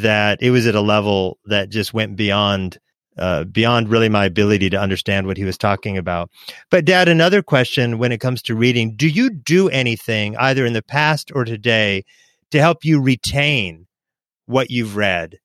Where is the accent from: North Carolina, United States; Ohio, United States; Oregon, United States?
Oregon, United States; I was growing up in Oregon with my mom